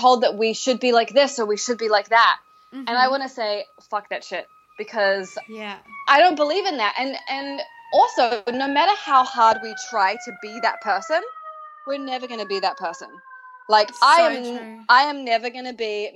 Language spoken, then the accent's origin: English; New Zealand; moved away as an adult; I grew up in New Zealand and lived there till I was 22.